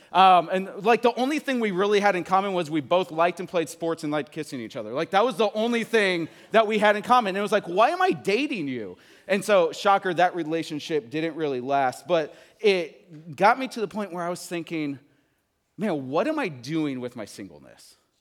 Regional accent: Midwest, United States; moved away as an adult; also born or lived in Texas; I am from the Midwest. I moved to Texas to go to college

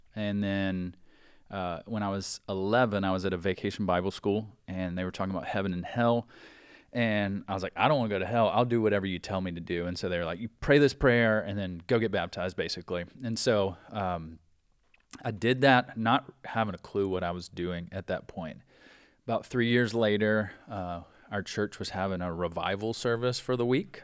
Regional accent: South Carolina, United States; moved away as an adult; growing up in South Carolina, we could play all year round

